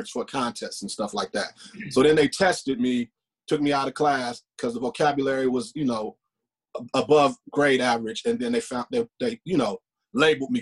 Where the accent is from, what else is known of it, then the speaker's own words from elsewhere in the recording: Los Angeles, California, United States; I'm from South Central LA.